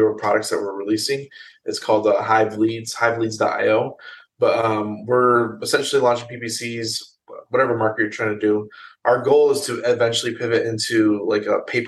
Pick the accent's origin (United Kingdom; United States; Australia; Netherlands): United States; Chicago, Illinois; now in Atlanta, United States; I grew up in Chicagoland area